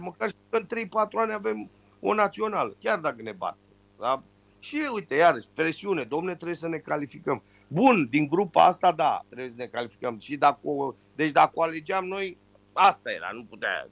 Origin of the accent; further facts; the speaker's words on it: Romania; moved away; also born or lived in London, United Kingdom; sunt român